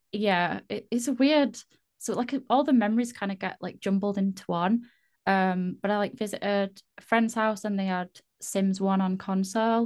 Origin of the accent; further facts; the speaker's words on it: Yorkshire and the Humber, United Kingdom; I'm from the UK. Uh, I'm not Irish. Sometimes people think I sound Irish. I don't think I do at all, but no, I'm from Yorkshire in the UK.